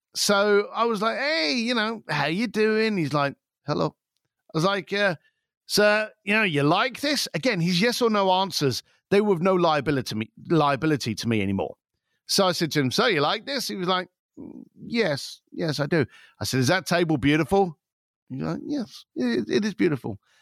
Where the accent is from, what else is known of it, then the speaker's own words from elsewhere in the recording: London, United Kingdom; I'm an Irish lad from East London